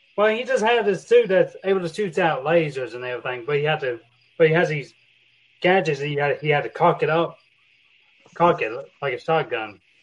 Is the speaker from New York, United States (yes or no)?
no; Oklahoma, United States; also born or lived in Texas; I grew up in Oklahoma in Texas